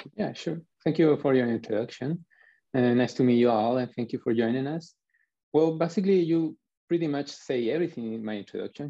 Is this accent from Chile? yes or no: yes; Chile; I'm from Chile